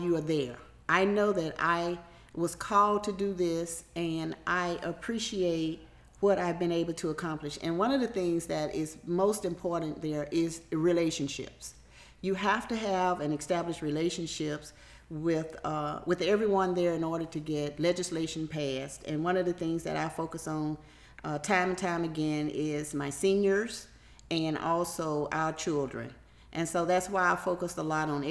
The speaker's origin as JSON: {"language": "English", "town": "Waynesboro", "region": "Georgia", "country": "United States", "tie": "born or raised there", "also_born_or_lived": "Greenwood, Louisiana", "lives_now": "Hephzibah, United States", "said": "I'm originally from Greenwood, Louisiana. And so I was raised in a Keysville and in a Waynesboro, Georgia"}